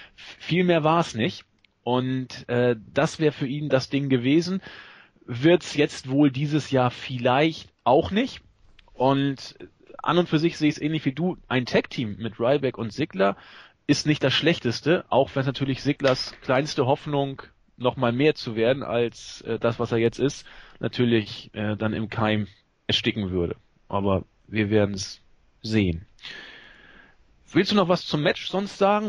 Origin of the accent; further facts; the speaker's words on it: Northern Germany, Germany; accent: norddeutsch; mit meinem norddeutschen Akzent